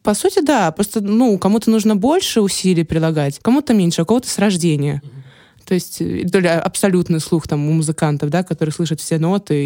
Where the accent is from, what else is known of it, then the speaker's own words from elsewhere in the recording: Saint Petersburg, Russia; also born or lived in Ukraine / Khmelnytskyi Oblast; сама я родом с Украины. С двух лет я живу в Санкт-Петербурге.